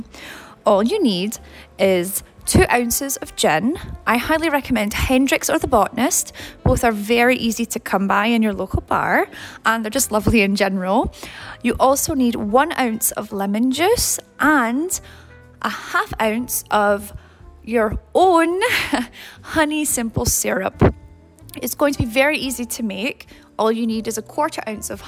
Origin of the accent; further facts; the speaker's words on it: Scotland, United Kingdom; now in Tampa, United States; I'm originally from Scotland, but currently live in beautiful Tampa